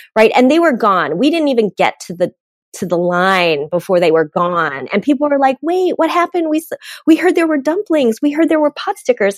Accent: United States; I am Korean American and grew up in an immigrant home

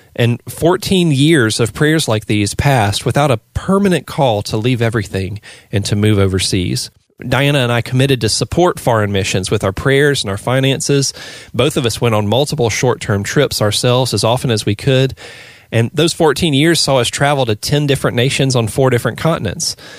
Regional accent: the Bible Belt, United States; growing up in the Bible Belt in the eighties

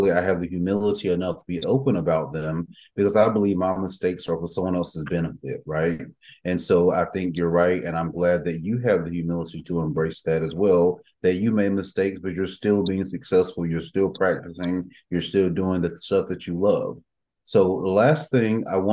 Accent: Red Springs, North Carolina, United States; also born or lived in Raleigh, North Carolina; when I was living in my hometown of Red Springs, North Carolina

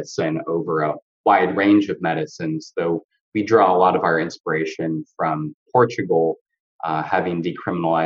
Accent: a suburb of Seattle, Washington, United States; also born or lived in Salt Lake City, Utah; now in California, United States; I grew up in Washington State in a suburb of Seattle.

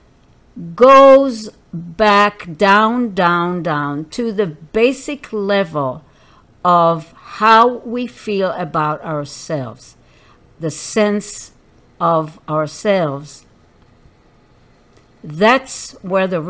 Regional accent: Israel; I grew up in Israel when Israel was just starting as a country

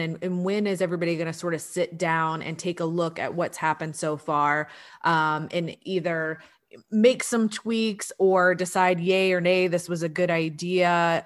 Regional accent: Atlanta, Georgia, United States; moved away; also born or lived in Columbia, South Carolina; I grew up in the Atlanta area

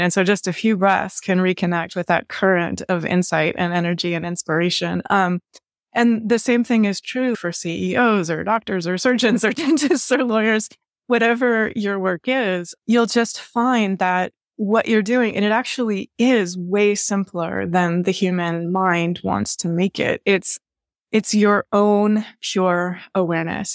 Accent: Washington, United States; now in Baltimore, United States; I grew up in Washington State and I grew up surrounded by nature

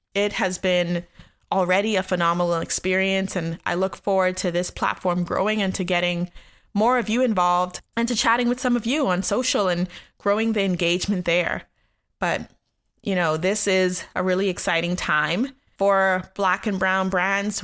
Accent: Nassau, New Providence, Bahamas; moved away; also born or lived in Richmond, Virginia / Baltimore, Maryland / Washington, D.C. / Austin, Texas; I'm from Nassau, Bahamas in the Caribbean, where I was born and raised

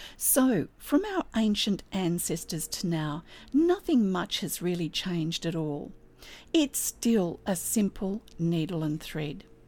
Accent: Australia; I'm an Australian textile artist

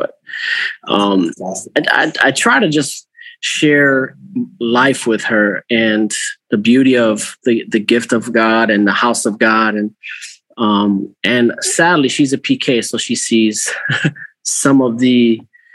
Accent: Cleveland, Ohio, United States; moved away as an adult; now in Albany, New York, United States; I'm originally from Ohio. So Cleveland, Ohio area

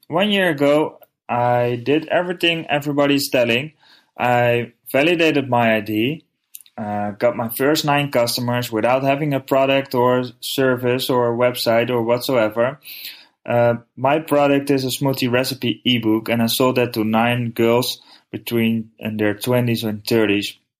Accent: Netherlands; I'm from the Netherlands

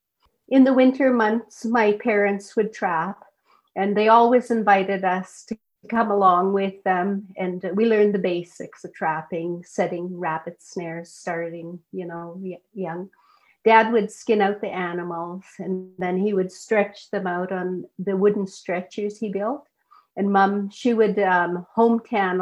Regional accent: Teslin, Yukon, Canada; I'm from Teslin, and the Teslin Tlingit Council is the First Nation that I'm associated

